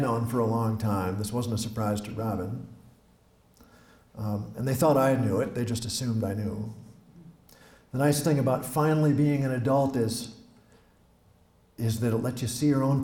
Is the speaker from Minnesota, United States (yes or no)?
yes; Osakis, Minnesota, United States; accent: Midwestern; I'm from here. I'm from Osakis, from West Central Minnesota. I write in a Midwestern voice